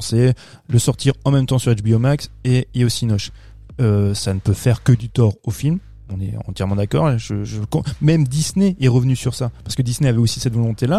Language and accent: French; France; Chez nous, en France